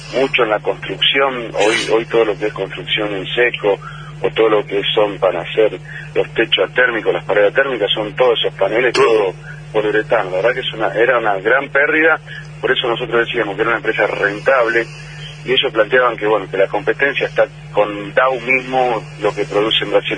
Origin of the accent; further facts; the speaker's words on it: Santa Fe, Argentina; tendríamos como santafesinos